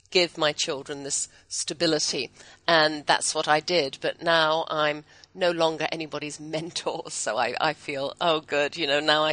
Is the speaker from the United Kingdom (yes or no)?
yes; England, United Kingdom; now in Texas, United States; I'm English